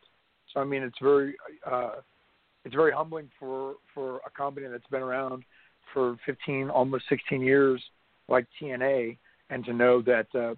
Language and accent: English; North Carolina, United States; growing up in North Carolina, watching Jim Crockett Promotions